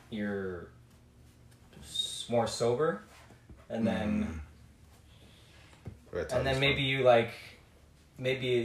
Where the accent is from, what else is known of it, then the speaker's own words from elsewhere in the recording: Reno, Nevada, United States; I'm from Reno, but I'm Colombian